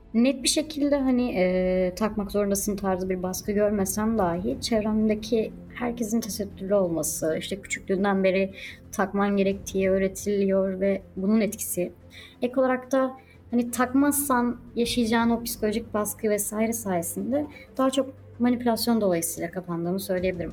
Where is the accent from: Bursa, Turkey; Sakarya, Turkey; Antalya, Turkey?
Antalya, Turkey; Alanya; moved away; also born or lived in Konya; Alanya'da doğdum, büyüdüm ve uzun bir süre Konya'da ikamet ettim.